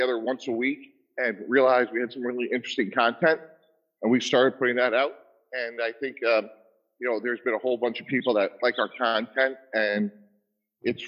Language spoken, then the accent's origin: English; Boston, Massachusetts, United States; I grew up in the Boston area